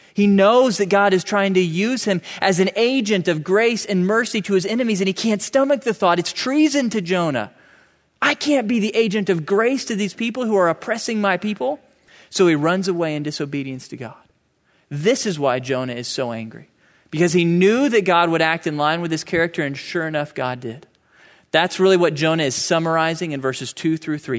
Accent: United States; I'm an American

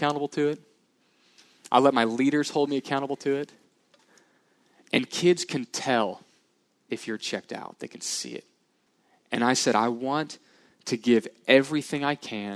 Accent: Houston, Texas, United States; I grew up in the Houston area, so I love the Houston Rockets.

